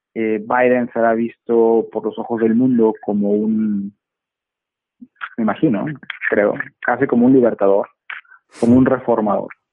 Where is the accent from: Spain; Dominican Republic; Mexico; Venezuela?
Mexico; Monterrey, Nuevo León; now in Dallas, United States; México, donde hoy me encuentro, en mi ciudad natal, en Monterrey